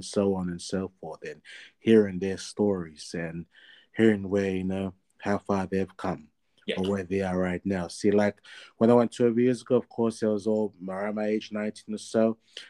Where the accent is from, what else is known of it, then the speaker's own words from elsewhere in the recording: Sydney, New South Wales, Australia; I was born and raised in the Fijian, born in Sydney, Australia.